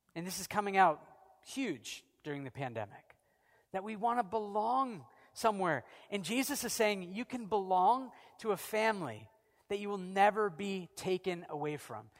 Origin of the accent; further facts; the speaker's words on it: United States; now in Canada; I'm an American and Canadian